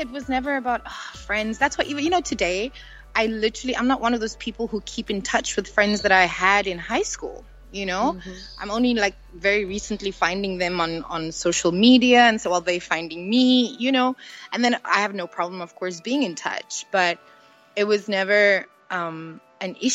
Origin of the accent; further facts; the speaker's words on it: Port Elizabeth, Eastern Cape, South Africa; when we moved to Port Elizabeth, we lived with my grandma and my grandpa for a while